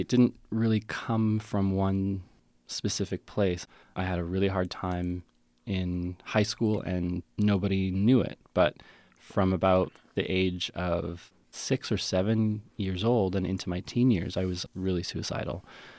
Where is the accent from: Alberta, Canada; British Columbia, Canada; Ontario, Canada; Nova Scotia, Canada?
Alberta, Canada; Calgary; born there; also born or lived in West Coast; because I was born in Calgary and then moved west and lived on the West Coast.